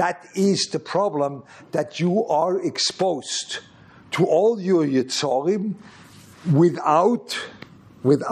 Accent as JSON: {"language": "English", "region": "Lucerne", "country": "Switzerland", "tie": "born or raised there", "moved": "yes", "said": "Luzern, which was my hometown"}